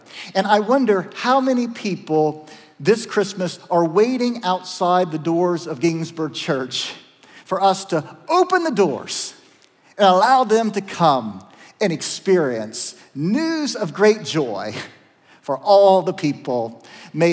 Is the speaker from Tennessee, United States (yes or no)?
no; Zanesville, Ohio, United States; the little Methodist church that I grew up in Zanesville